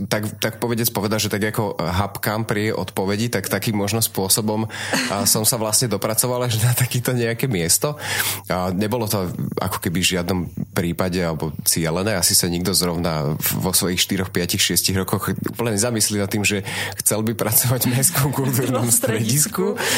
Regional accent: Trnava, Trnava Region, Slovakia; Ja som rodený Trnavčan teda a celý život tu vlastne bývam.

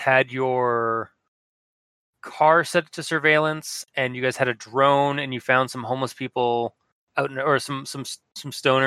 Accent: Canada; we're Canadian

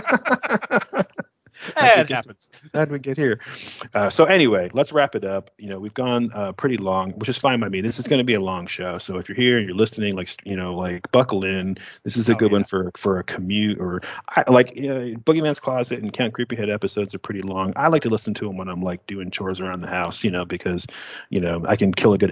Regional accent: Niagara Falls, New York, United States; now in Texas, United States; Growing up in Niagara Falls, like we'd go to Love Canal

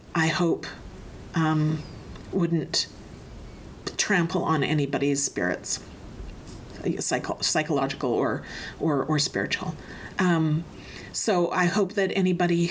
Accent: Hinton, Alberta, Canada; the area that I grew up, which is Hinton, Alberta

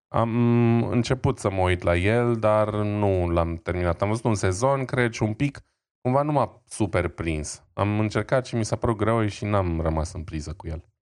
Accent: Romania; eu sunt român

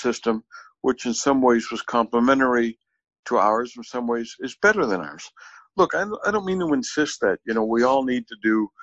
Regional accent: New Orleans, Louisiana, United States; when I was a kid growing up in New Orleans in the 60s

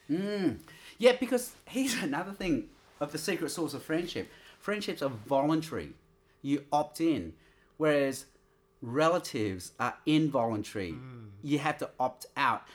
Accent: Australia; I'm Australian.

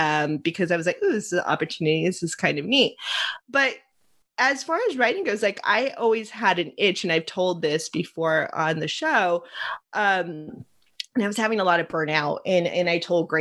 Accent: Los Angeles, California, United States; I grew up in Los Angeles. I grew up with my dad at the age of 4 taking me across the street to watch The Incredible Shrinking Woman being filmed in Eagle Rock.

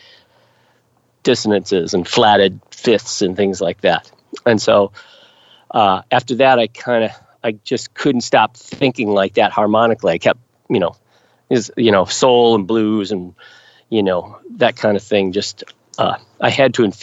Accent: United States; I'm an American

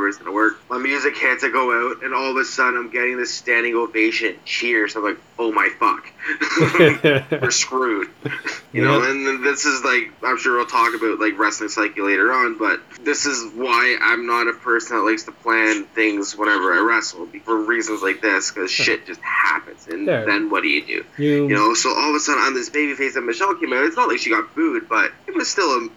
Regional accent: Canada; I'm Canadian

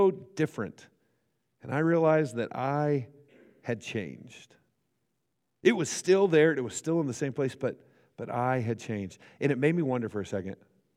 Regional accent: Great Bend, Kansas, United States; now in Hutchinson, United States; I grew up in Great Bend, Kansas, which is, 45, 50 minutes from here

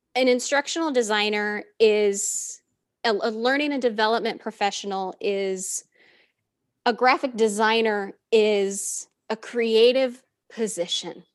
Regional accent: Southern California, United States; moved away as an adult; also born or lived in Las Vegas, Nevada; now in Charlotte, United States; I was born and raised in Southern California, moved to Vegas

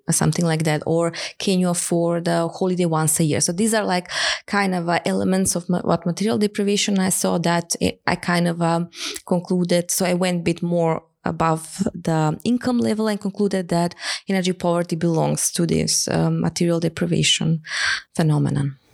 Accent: Skopje, North Macedonia; moved away as an adult; also born or lived in Hamburg, Germany; I came back to Macedonia, my home country

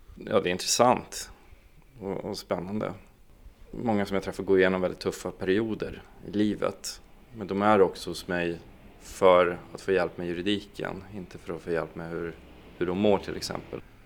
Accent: Piteå, Norrbotten County, Sweden; also born or lived in Boden, Sweden; jag är egentligen från Boden från början, från en liten by där, där jag växte upp och flyttade när jag var tio år då till Piteå

